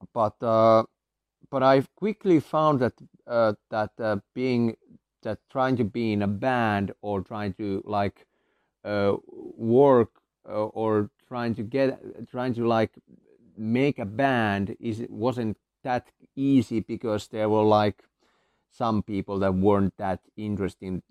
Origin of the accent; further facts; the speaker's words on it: Finland; I come from Finland